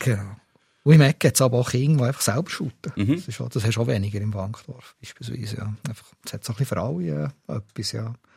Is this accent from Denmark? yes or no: no; Steffisburg, Bern, Switzerland; also born or lived in Thun; Ich bin in Steffisburg aufgewachsen, in Thun auf die Welt gekommen